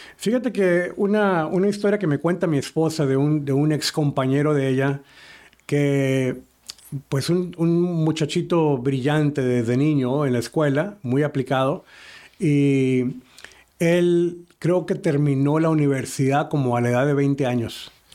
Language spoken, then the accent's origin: Spanish; Matamoros, Tamaulipas, Mexico; now in Houston, United States; la misma ciudad donde yo soy de Matamoros